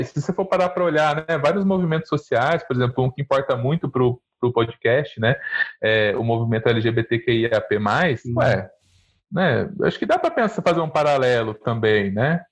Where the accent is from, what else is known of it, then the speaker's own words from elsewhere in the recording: Mirassol, São Paulo, Brazil; moved away; da minha juventude no interior de São Paulo. Eu sou de Mirassol, uma cidade também pequena, né, em São Paulo